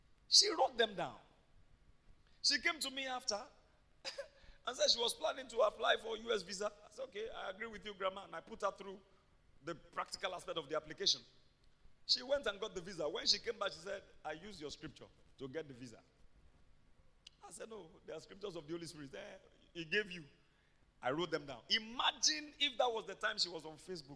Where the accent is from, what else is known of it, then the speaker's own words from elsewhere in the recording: Ibadan, Oyo, Nigeria; I grew up in Mokola.